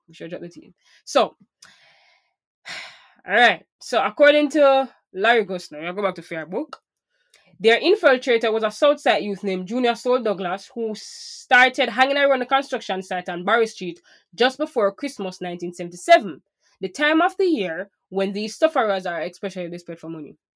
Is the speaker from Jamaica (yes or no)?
yes; Portmore, Saint Catherine, Jamaica; I grew up in Portmore